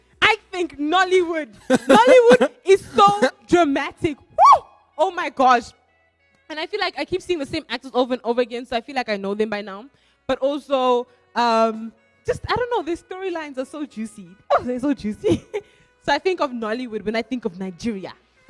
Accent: DR Congo; By the way, if you don't know, I'm from Congo.

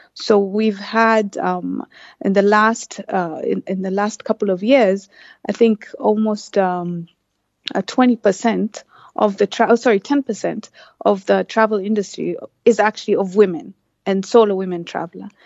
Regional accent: Kenya; also born or lived in Turkey; I'm from Kenya

